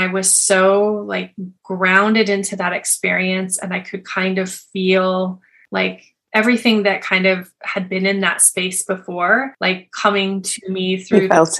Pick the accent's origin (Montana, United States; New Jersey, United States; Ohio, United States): Montana, United States; now in Colorado, United States; live in Colorado in the United States, but I grew up in Montana.